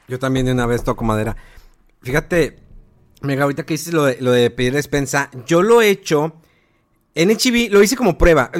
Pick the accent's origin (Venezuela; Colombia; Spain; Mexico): Mexico; Imagínate qué orgullo como mexicano